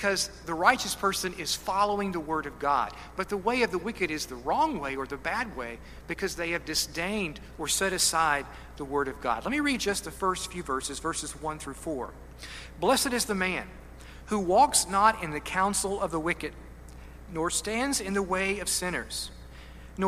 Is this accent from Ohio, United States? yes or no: no; Kentucky, United States; I'm a hillbilly from Kentucky